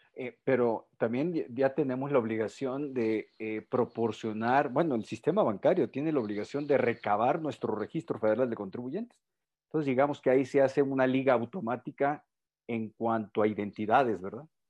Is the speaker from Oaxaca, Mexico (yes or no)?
no; Culiacán, Sinaloa, Mexico; en Culiacán, ahí andaban en mi tierra natal